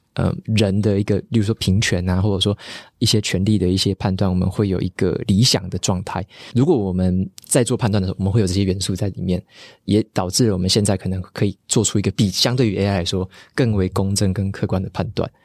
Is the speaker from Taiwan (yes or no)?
yes; Taiwan; 我们台湾人